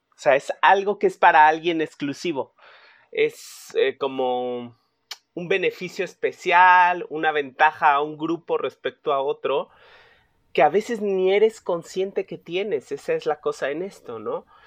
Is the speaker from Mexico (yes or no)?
yes; Mexico City, Mexico; yo nací enfrente de Tepito, en Tlatelolco, fui a una escuela pública